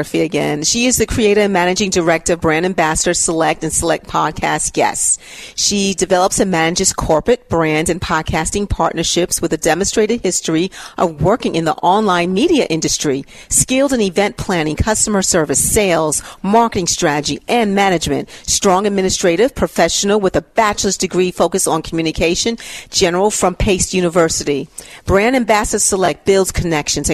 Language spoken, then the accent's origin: English; New York City, New York, United States; I'm from New York